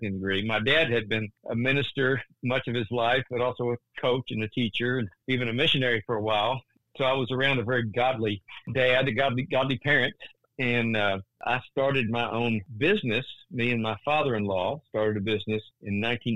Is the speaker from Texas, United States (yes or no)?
yes; Central Texas, United States; a small town I grew up in Central Texas